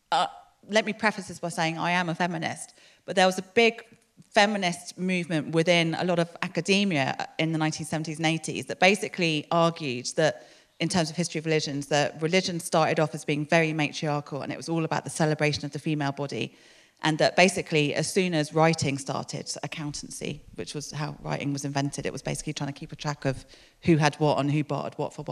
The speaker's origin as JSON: {"language": "English", "region": "London", "country": "United Kingdom", "tie": "born or raised there", "moved": "as an adult", "lives_now": "Exeter, United Kingdom", "said": "I grew up in London"}